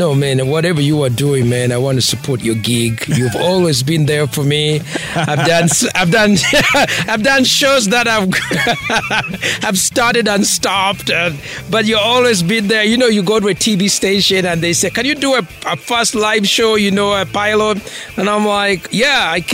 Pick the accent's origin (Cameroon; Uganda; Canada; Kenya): Uganda; Masaka; moved away as an adult; also born or lived in Kampala, Uganda / New York City, United States / Philadelphia, United States / Las Vegas, United States; I'm from Masaka, you know, deep in the village. I'm raised in, you know, Masaka, Kampala